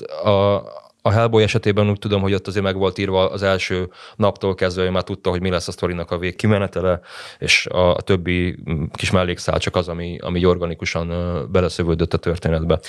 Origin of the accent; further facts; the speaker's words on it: Budapest, Hungary; én budapesti vagyok